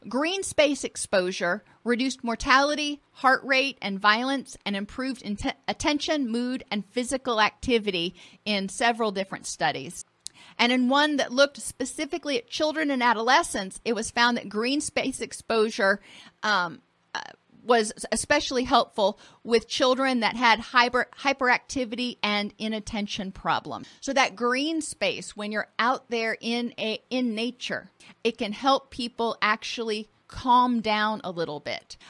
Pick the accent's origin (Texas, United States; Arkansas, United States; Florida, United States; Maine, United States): Florida, United States; I grew up in Florida and I grew up on the water